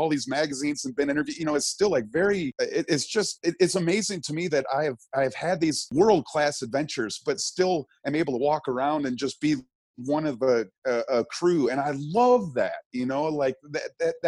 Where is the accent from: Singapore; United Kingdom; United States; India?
United States; Birmingham, Michigan; I grew up in Birmingham, Michigan